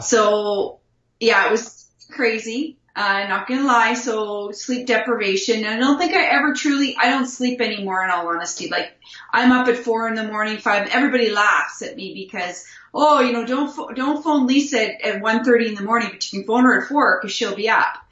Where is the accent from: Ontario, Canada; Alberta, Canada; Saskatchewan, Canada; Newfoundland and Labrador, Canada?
Saskatchewan, Canada; Wilkie; I was born and raised in a small little town in Wilkie, Saskatchewan